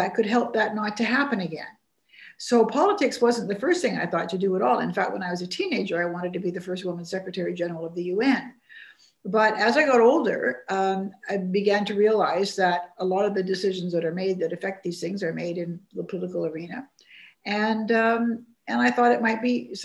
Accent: Vancouver, British Columbia, Canada; I grew up in Vancouver, which wasn't certainly at the heart of national politics

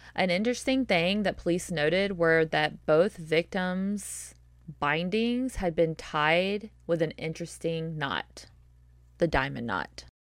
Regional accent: the South, United States; accent: southern; my southern accent

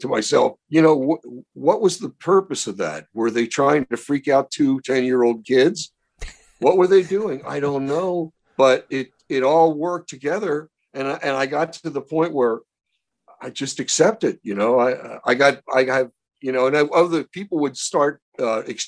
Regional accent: Baltimore, Maryland, United States; When I was a kid growing up in Baltimore, I would meet a lot of these wise guys

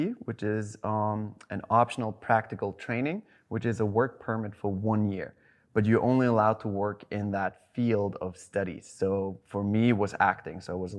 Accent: Germany; accent: German; English is a second language; Like, I tried to do my accent that I used to have, and she was like, can you do a little more? And I'm like, and then I got nervous. I'm like, what do you mean more? She's like, your English is fine. We need more German accent in this.

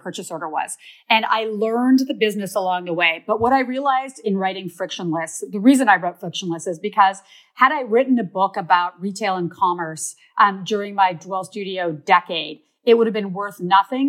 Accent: Canada; I'm Canadian

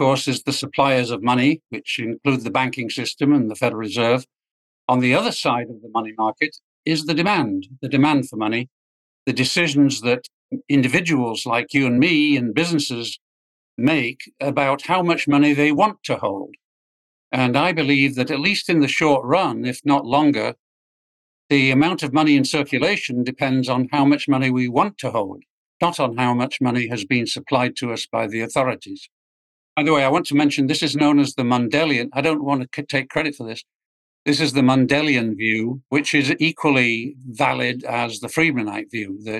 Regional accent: England, United Kingdom; moved away as an adult; also born or lived in Washington, D.C.; now in United States; it starts with being English. I came over to the U.S. to graduate school, the Chicago Business School, and stayed. I never went back to England

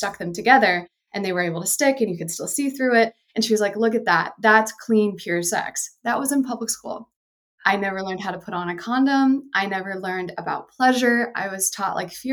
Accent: the Bible Belt, United States; I grew up in the Bible Belt in the 90s

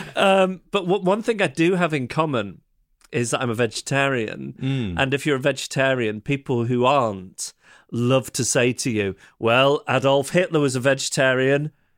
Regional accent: Manchester, North West England, United Kingdom; I'm from Manchester

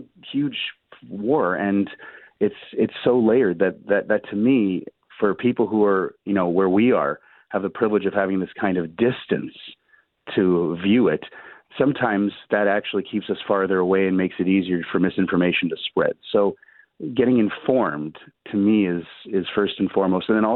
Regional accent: Canada; as a Canadian

